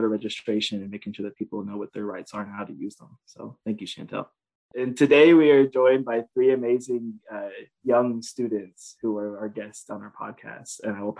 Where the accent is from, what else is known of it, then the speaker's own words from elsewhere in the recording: New Bern, North Carolina, United States; I'm from New Bern, North Carolina, and I currently attend North Carolina State University, where I'm a rising senior